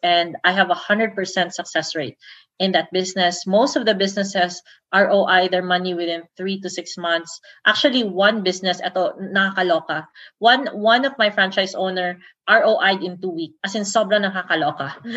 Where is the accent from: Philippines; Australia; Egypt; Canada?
Philippines; Davao City, Davao Region; I'm from Davao